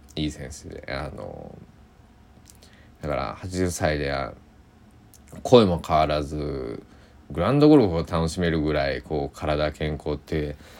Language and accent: Japanese; Japan; 当時僕の生まれ育った高知県の佐伯市では